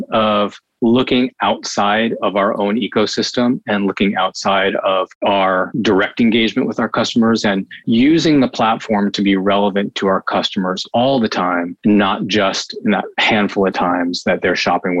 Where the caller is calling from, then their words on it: Seattle, Washington, United States; And I'm up in Seattle, Washington.